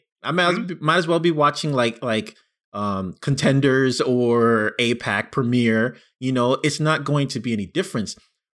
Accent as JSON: {"language": "English", "region": "New York", "country": "United States", "said": "I'm from New York."}